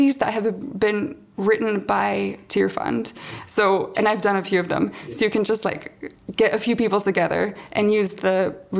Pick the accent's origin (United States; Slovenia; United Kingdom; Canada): Slovenia; moved away; I'm from Slovenia